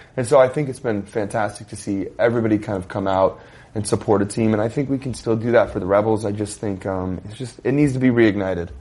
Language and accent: English; Las Vegas, Nevada, United States; we're from Las Vegas